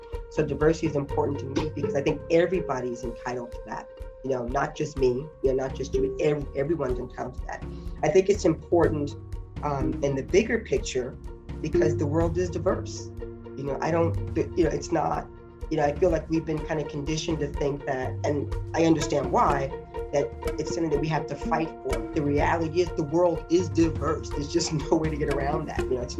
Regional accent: the South, United States; now in New York, United States; when I came to New York from the South, I was sort of like a nothing.

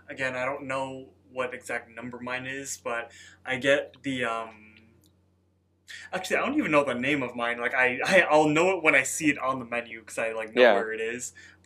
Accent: Chicago, Illinois, United States; We're from Chicago, so we love like our sandwiches dipped, you know.

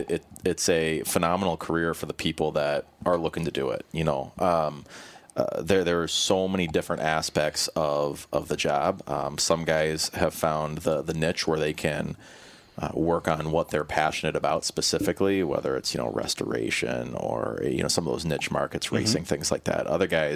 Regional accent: Illinois, United States; married a Minnesota girl, 'cause I'm from Illinois, so here I am.

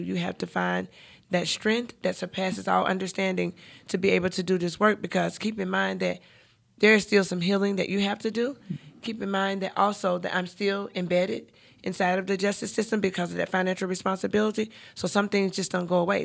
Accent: Charlotte, North Carolina, United States; I'm born and raised in Charlotte

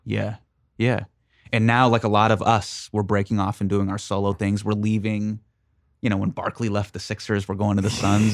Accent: Sacramento, California, United States; I grew up with in Sacramento

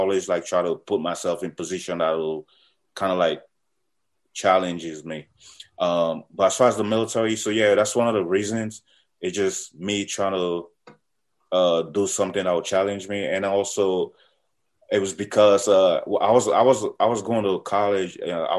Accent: Alexandria, Virginia, United States; I'm in the U.S. I'm in the military. I came to the U.S. when I was about 13, and I grew up in Alexandria, Virginia.

